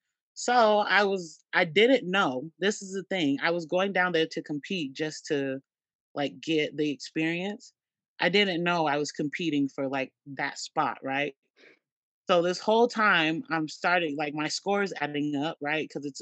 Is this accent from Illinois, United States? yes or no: yes; East St. Louis, Illinois, United States; I'm from East St. Louis. So I'm like, okay, we got to show out a little bit, y'all. These are my stomping grounds.